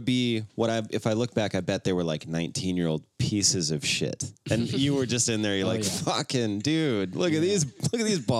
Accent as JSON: {"language": "English", "town": "Sioux Falls", "region": "South Dakota", "country": "United States", "tie": "born or raised there", "said": "I grew up in Sioux Falls, South Dakota."}